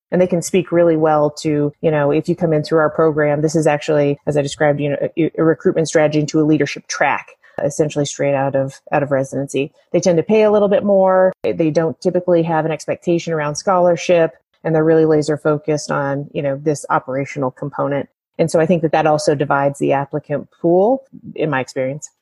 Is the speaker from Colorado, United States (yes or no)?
yes; Colorado, United States; moved away as an adult; Colorado's pretty uh, pretty amazing, and I confess I'm a native uh, and left for 15 years and and came back